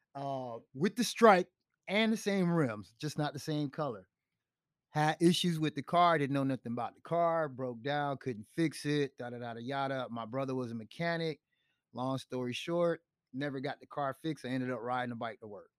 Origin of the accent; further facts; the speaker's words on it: New York City, New York, United States; also born or lived in Chicago / Clermont, Florida; now in Tampa, United States; since I was from New York, the Bronx